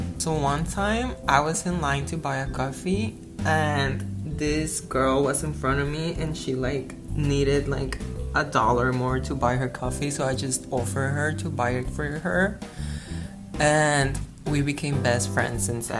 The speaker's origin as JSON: {"language": "English", "town": "San Diego", "region": "California", "country": "United States", "moved": "yes", "lives_now": "Berkeley, United States", "said": "I'm from San Diego"}